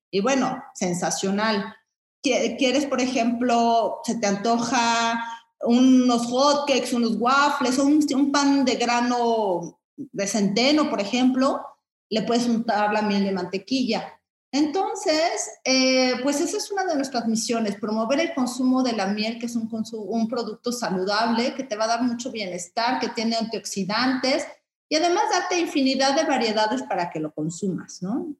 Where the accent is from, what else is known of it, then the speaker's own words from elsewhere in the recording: Mexico City, Mexico; yo soy chilanga, ¿no? Este, mm, citadina relativamente